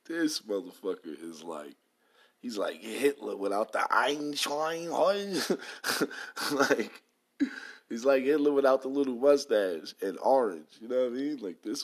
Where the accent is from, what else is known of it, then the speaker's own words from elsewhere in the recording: New York, United States; moved away; also born or lived in the South (US); I'm from New York